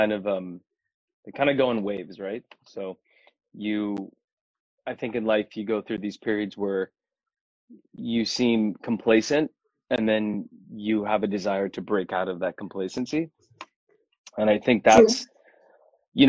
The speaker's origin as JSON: {"language": "English", "country": "United States", "tie": "born or raised there", "said": "it's funny being Indian and then being in the States, you know, when growing up here"}